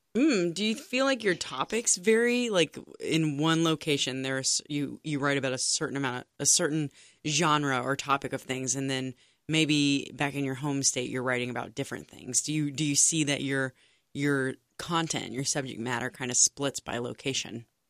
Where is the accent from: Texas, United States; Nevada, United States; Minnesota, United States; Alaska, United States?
Texas, United States; now in Cincinnati, United States; as a Texan